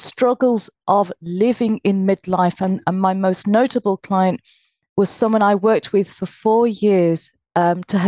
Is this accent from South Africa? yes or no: no; United Kingdom; I was born in Britain, although my parents were from Calcutta.